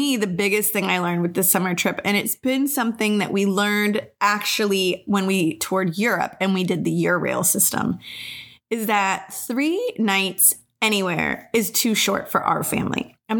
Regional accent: United States; also born or lived in Colorado; I am from Albuquerque or Texas as well.

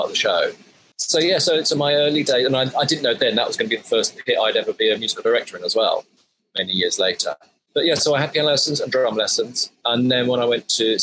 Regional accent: Colchester, East of England, United Kingdom; I grew up in Colchester in Essex, where my parents still are based

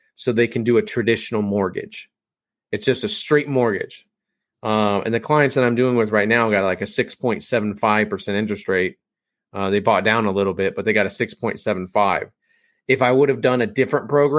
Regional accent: Kansas, United States; I am from Kansas. We say things differently

